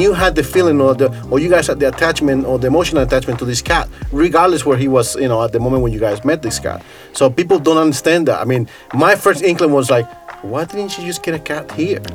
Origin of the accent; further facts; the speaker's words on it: New York City, New York, United States; moved away as an adult; also born or lived in Costa Rica; now in Saku, Estonia; I grew up in New York City